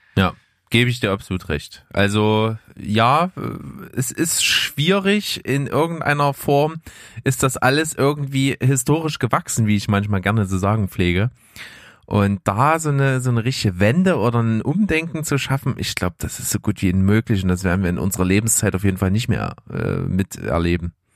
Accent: Germany; bei uns in Deutschland

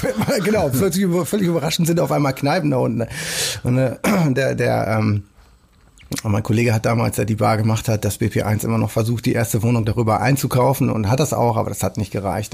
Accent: Rheda-Wiedenbrück, North Rhine-Westphalia, Germany; now in Hamburg, Germany; Heimat der Vergangenheit, des Aufwachsens und so. Das ist natürlich auch irgendwo dann, was immer das auch bedeutet, Nordrhein-Westfalen, aber auf jeden Fall Reda-Wienbrück

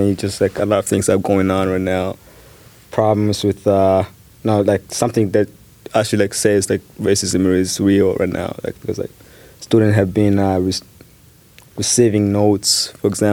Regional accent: Chicago, Illinois, United States; I'm from Chicago

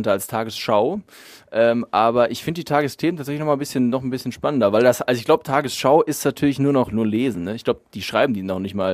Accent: North Rhine-Westphalia, Germany; es ist ja so als Sauerländer, es ist so das, das, das Siegerländisch, ne?

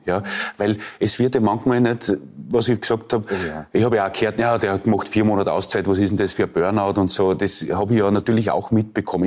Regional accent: Leoben, Styria, Austria; also born or lived in Lower Austria; ich bin ja in Leoben aufgewachsen

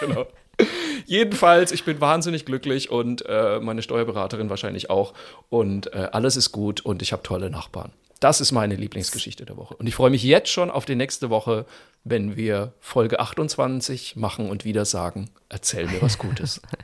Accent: Zeil am Main, Bavaria, Germany; moved away; in Zeil am Main auftrete, wo ich aufgewachsen bin

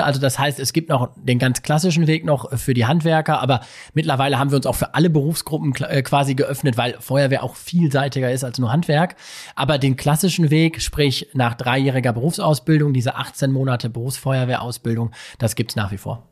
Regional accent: Bochum, North Rhine-Westphalia, Germany; ich bin Bochumer und ich lebe super gerne hier

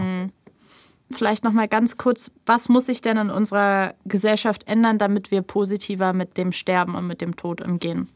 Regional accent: Berlin, Germany; der Straße, wo ich aufgewachsen bin. Mhm. So einfach als Kreuzbergerin geboren und als Kreuzbergerin bestattet

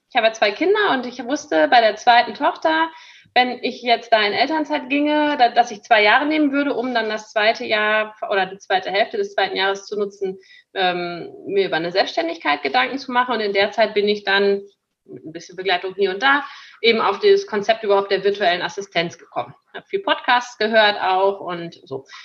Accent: North Rhine-Westphalia, Germany; denn ich bin ja auf dem Bauernhof groß geworden, tatsächlich, in Münsterland

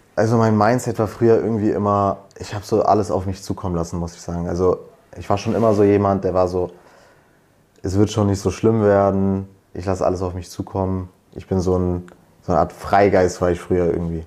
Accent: Berlin, Germany; komme aus Berlin, studiere aber an der Uni Potsdam, also in der Nähe von Berlin

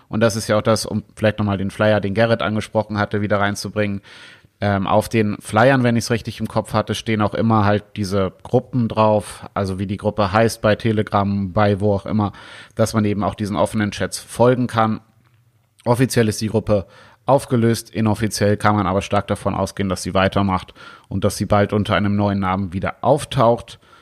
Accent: Germany; bei uns in Deutschland

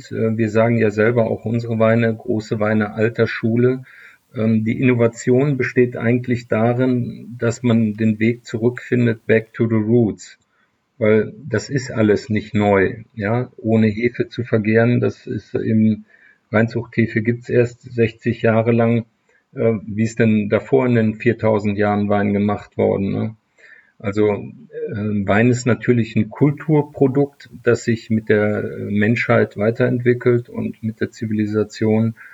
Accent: Leverkusen, North Rhine-Westphalia, Germany; wir haben in meiner Heimatstadt äh, Leverkusen Chemie, Physik und auch äh, Biologieunterricht

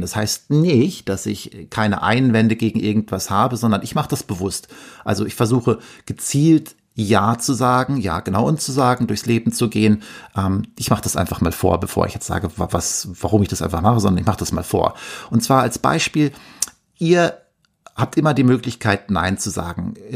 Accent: Verl, North Rhine-Westphalia, Germany; moved away as an adult; also born or lived in Bielefeld; gebürtiger Ostwestfale. Ich komme aus einem kleinen Dorf in der Nähe von Gütersloh, das da heißt Ferl.

